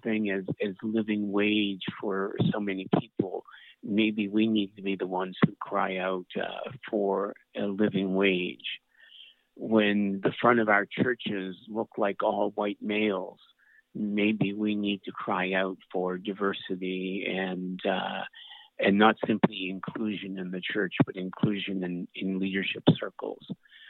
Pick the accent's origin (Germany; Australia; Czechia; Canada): Canada; Atlantic Canada; I'm Canadian. I'm from Atlanta, Canada.